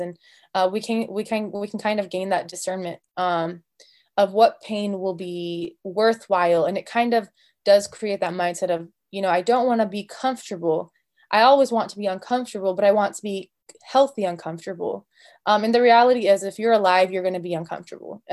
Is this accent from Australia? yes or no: no; United States; I'm Arab American, and so I grew up with a little bit more of that culture and that influence